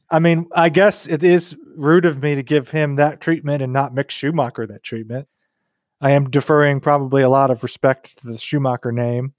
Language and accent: English; United States; as an American F one fan